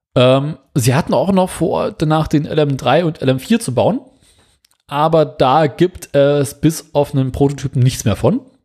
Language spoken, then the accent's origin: German; Germany; bei uns in Deutschland